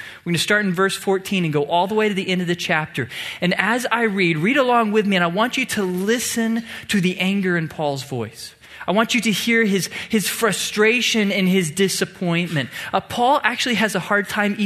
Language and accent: English; Tomball, Texas, United States; I grew up in Tomball, a small town about an hour south of here, where football is king